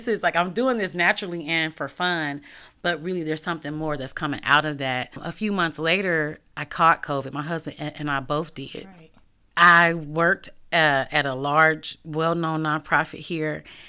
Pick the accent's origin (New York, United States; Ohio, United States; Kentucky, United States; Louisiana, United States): Ohio, United States; Cincinnati; also born or lived in Dayton; And so I'm not from here. I'm from Cincinnati and I've lived in other places.